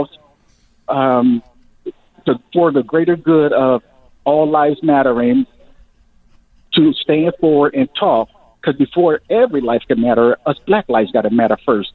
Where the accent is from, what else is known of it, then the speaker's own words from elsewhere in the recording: United States; I'm an American